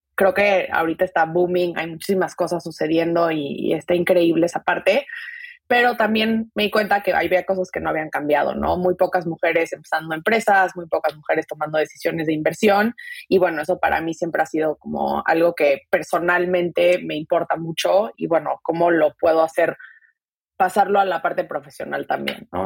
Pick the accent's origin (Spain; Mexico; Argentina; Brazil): Mexico; Mexico City; moved away as an adult; also born or lived in Silicon Valley, United States; yo nací crecí en la Ciudad de México, me vine a Estados Unidos hace 10 años a hacer la carrera